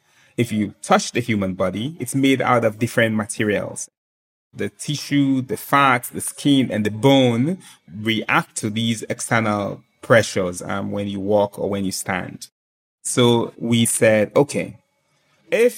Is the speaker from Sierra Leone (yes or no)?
yes; Sierra Leone; born or raised there